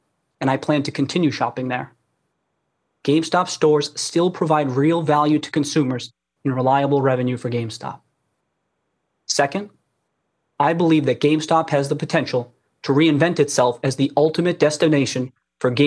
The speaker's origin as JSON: {"language": "English", "town": "Brockton", "region": "Massachusetts", "country": "United States", "tie": "born or raised there", "said": "I grew up in Brockton, Massachusetts"}